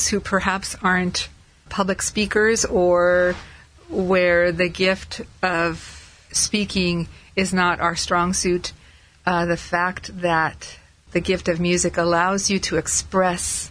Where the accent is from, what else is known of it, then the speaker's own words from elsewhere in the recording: La Habra, California, United States; I grew up in La Habra, and I grew up in a family that loved to sing